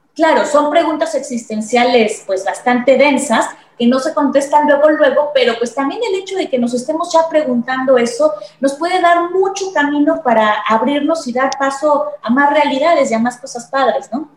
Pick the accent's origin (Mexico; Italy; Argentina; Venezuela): Mexico; como mexicanos estamos muy condicionados